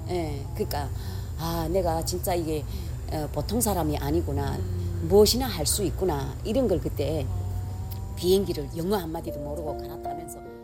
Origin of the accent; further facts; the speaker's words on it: North Korea; moved away as an adult; now in Los Angeles, United States; 우리 그 우리 북쪽에는 날씨가 추워서 딸기란 건 구경도 못했어요